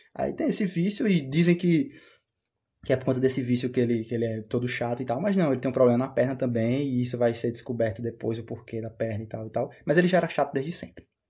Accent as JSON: {"language": "Portuguese", "country": "Brazil", "said": "eu sou brasileiro"}